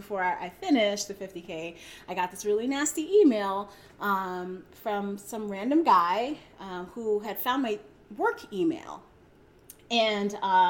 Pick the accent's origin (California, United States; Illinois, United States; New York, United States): New York, United States; Brooklyn; I did live in New York for a while. I'm from New York. {S2} Yeah. {S3} From Brooklyn.